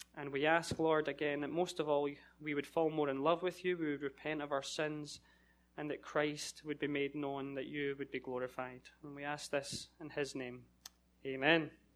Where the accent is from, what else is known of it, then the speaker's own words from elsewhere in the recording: Scotland, United Kingdom; moved away as an adult; I'm from Scotland